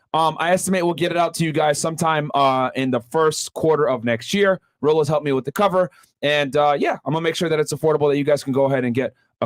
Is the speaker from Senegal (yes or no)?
yes; Senegal; I'm from Senegal. West Africa, already married, second wife.